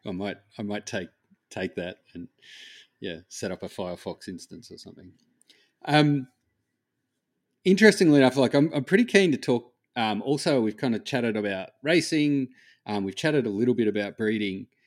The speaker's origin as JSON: {"language": "English", "country": "Australia", "said": "I am Australian"}